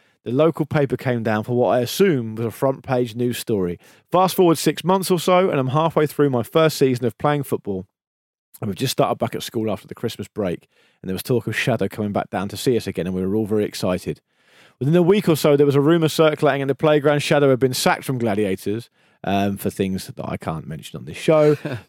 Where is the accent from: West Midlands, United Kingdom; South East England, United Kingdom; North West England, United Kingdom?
South East England, United Kingdom; Didcot; I decided to take up playing football in my hometown of Didcot, which is statistically the most normal place in the UK.